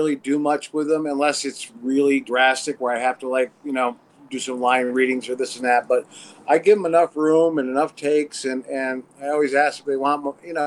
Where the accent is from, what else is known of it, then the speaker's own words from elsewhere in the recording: Watertown, New York, United States; now in Los Angeles, United States; Originally upstate New York, Watertown, and then lived in the city for 3 years